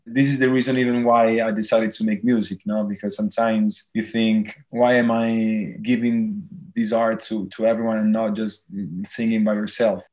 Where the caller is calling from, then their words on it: Tuscany, Italy; I'm calling from Tuscany in Italy.